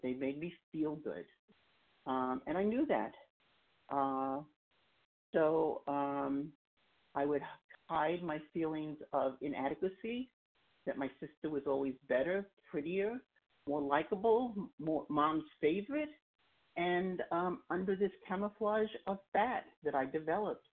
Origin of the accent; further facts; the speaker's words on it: New York City, New York, United States; also born or lived in Long Island, New York; I come from Long Island, New York. I grew up in Queens, and I keep moving further east as I get older